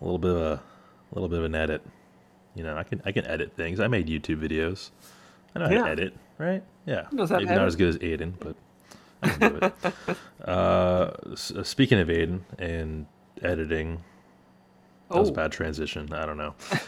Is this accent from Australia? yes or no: yes; Australia; I'm from Australia.